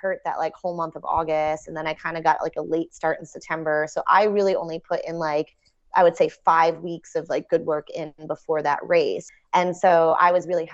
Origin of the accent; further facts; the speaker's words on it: New York, United States; I grew up in New York